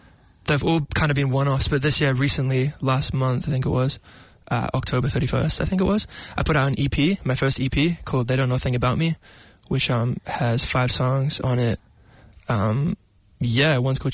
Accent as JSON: {"language": "English", "region": "Auckland", "country": "New Zealand", "said": "I'm a shore boy. So I'm from the North Shore in Dairy Flat"}